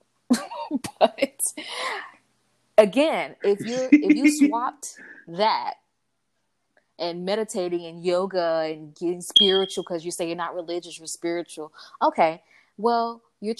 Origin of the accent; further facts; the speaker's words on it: Miami, Florida, United States; I grew up in Liberty City